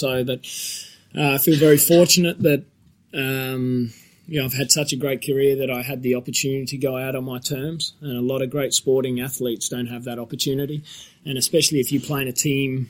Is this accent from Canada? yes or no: no; Australia; I pride myself on being an Australian